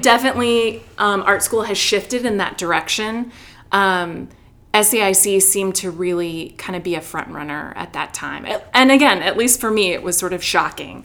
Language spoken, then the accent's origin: English; Chicago, Illinois, United States; moved away as an adult; also born or lived in Wheaton, Illinois; now in Atlanta, United States; I grew up in Chicago, stayed there for undergrad, worked a little, went to graduate school there